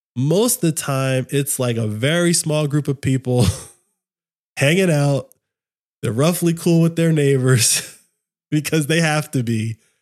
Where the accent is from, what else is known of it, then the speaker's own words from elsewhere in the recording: United States; as an American, like that is my nation